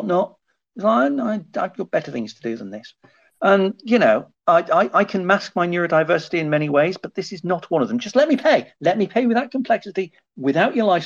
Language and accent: English; United Kingdom; I'm British